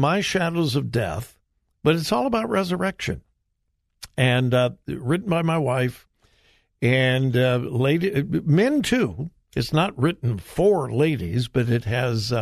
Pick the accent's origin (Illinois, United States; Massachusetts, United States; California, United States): California, United States; Southern; I'm from California, Southern California